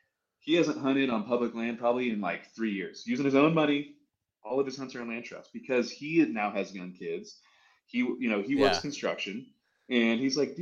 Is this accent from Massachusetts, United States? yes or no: no; California, United States; I'm not from Montana. I've never said I'm from Montana. I'm from Southern California. I grew up surfing and fishing at the beach.